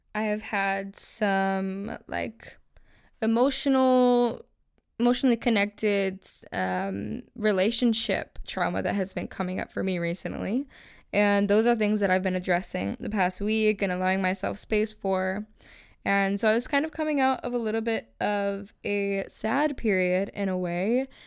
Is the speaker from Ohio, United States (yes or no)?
no; Buffalo, New York, United States; moved away as an adult; now in Los Angeles, United States; I'm originally from Buffalo, New York